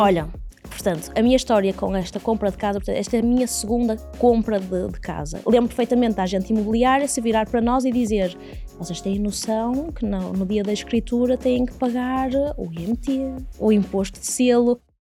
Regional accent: Porto, Norte, Portugal; also born or lived in Fundão; Sou do Porto, mas vivi no fundão durante cinco anos

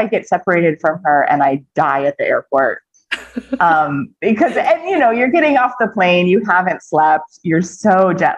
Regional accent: New York, United States; moved away as an adult; now in India; I grew up in New York.

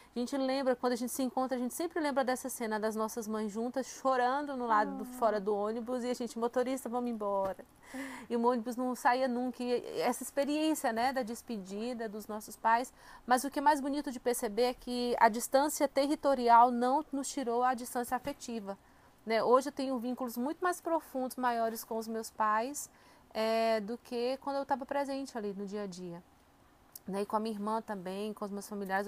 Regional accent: Fortaleza, Ceará, Brazil; moved away as an adult; now in São José dos Campos, Brazil; sou natural de Fortaleza, no Ceará

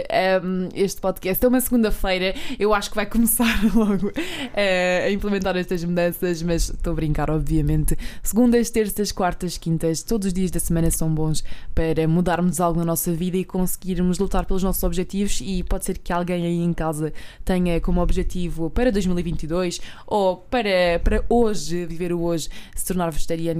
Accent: Alentejo, Portugal; eu também sou do, do interior, do Alentejo.

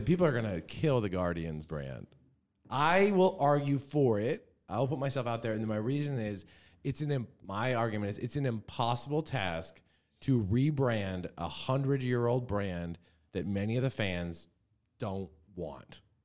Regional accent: New Hampshire, United States; I grew up in New Hampshire

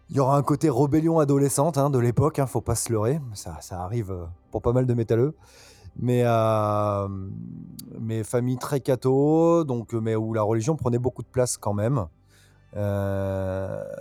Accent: Bordeaux, Nouvelle-Aquitaine, France; also born or lived in Nantes; Alors moi, je suis né à Nantes. J'ai beaucoup bougé. Euh, mon père étant muté, ayant été muté, pardon, souvent. Donc j'ai pas mal bougé, mais j'ai passé une grande partie de ma vie à Bordeaux, une partie de mon enfance.

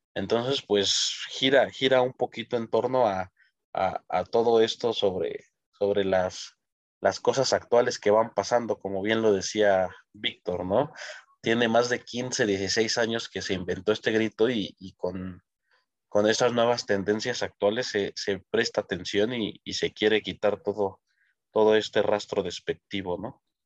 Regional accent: Mexico; como mexicanos

